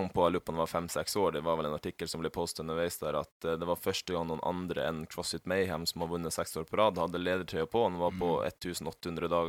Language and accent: Norwegian; Northern Norway, Norway; jeg er fra Nord-Norge, skulle gjerne reist hjem litt oftere og sånne ting.